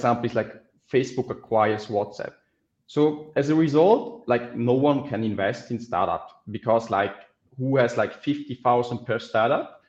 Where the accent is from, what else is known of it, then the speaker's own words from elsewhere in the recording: Switzerland; I grew up in Switzerland